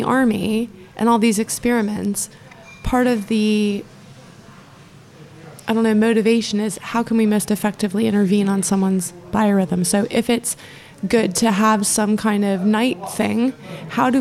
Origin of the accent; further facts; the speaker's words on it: Florida, United States; also born or lived in Scotland; now in England; growing up in Florida